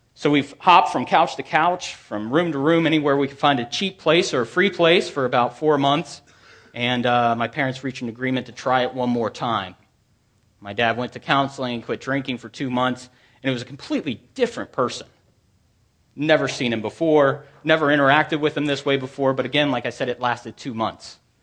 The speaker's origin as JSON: {"language": "English", "town": "Manassas", "region": "Virginia", "country": "United States", "tie": "born or raised there", "said": "I grew up in Manassas, about fifteen to twenty miles from here."}